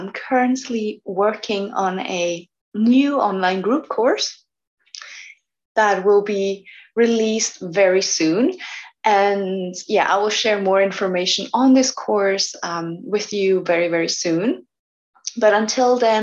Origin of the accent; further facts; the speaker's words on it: Switzerland; moved away as an adult; also born or lived in Bali; I was living before for 1 year in my village where I was born, where I grew up